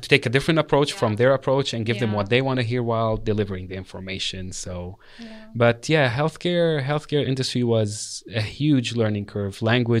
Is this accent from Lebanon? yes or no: yes; Lebanon; moved away; Our asset was our language in this place, you know, which I never thought when I came from Lebanon that me speaking Arabic, French, and English was a thing.